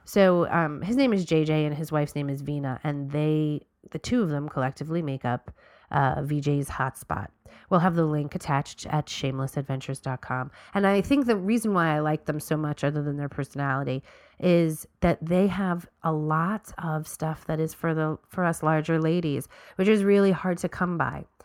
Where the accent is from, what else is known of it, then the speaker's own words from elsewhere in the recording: New York, United States; we're from New York